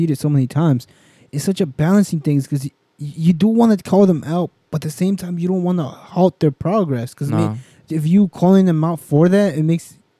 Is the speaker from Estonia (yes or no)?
no; Puebla, Mexico; moved away; I'm from Puebla, so it's mostly in the central.